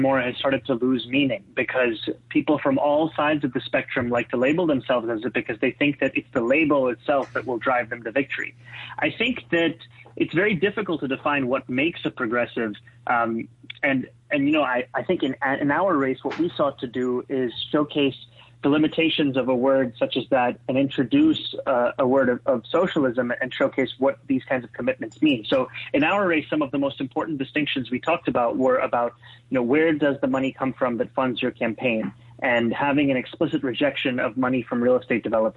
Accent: New York City, New York, United States; also born or lived in Kampala, Uganda; I was born and raised in Kampala, Uganda, in East Africa. I immigrated to New York City at the age of 7 in 1999

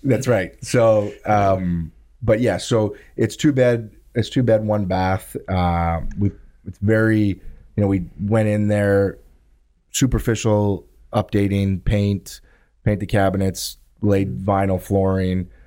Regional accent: Thunder Bay, Ontario, Canada; now in Southern Ontario, Canada; I grew up in Thunder Bay

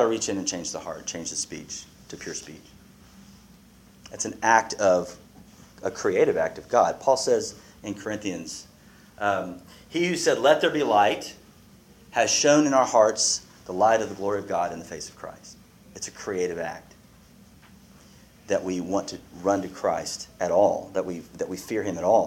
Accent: United States; I'm American

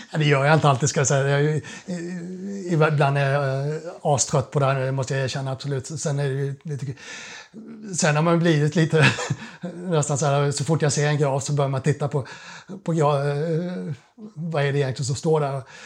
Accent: Kalmar, Kalmar County, Sweden; moved away as an adult; now in Stockholm, Sweden; jag är uppvuxen på Öland, Kalmar

